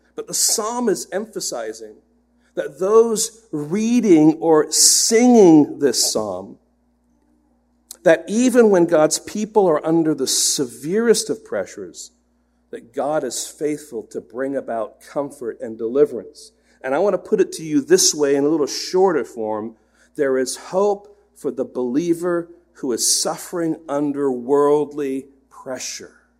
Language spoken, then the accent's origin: English; England, United Kingdom; moved away; I grew up in England, and so I'm an England fan